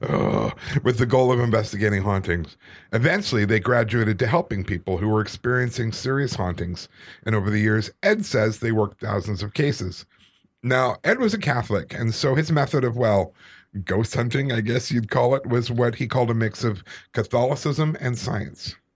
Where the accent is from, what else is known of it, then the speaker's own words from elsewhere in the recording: Calgary, Alberta, Canada; growing up in Calgary, in the Anglican Church